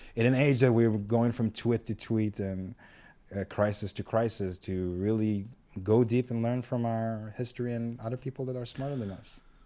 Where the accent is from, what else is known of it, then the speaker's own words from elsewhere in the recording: Ashkelon, Southern District, Israel; I'm from Ashkelon personally.